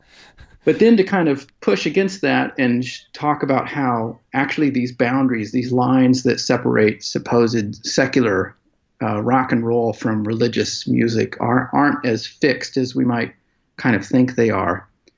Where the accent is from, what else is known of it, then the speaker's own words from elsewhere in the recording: United States; Yeah, I'm an American historian, and I focus quite a bit in my work on religion.